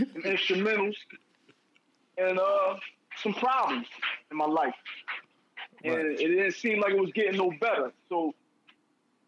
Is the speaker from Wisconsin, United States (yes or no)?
no; Philadelphia, Pennsylvania, United States; I'm from Philadelphia, North Philadelphia, Central Thompson. That's my birthplace